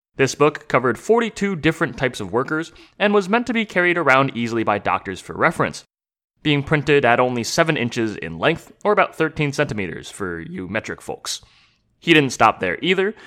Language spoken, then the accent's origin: English; United States; as an American